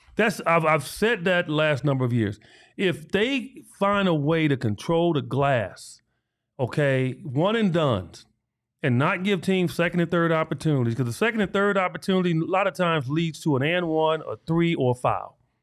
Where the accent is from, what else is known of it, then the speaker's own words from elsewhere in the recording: Chicago, Illinois, United States; me growing up in Chicago